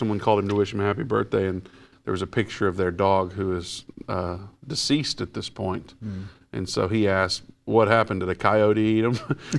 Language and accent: English; Midwest, United States; I'm from the Midwest.